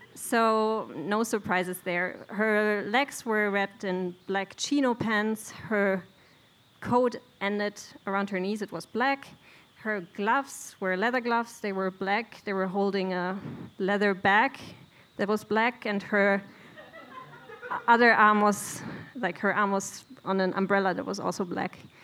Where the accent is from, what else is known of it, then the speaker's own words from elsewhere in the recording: Bielefeld, North Rhine-Westphalia, Germany; moved away as an adult; now in Sweden; I'm from Bielefeld, a mid sized town in Germany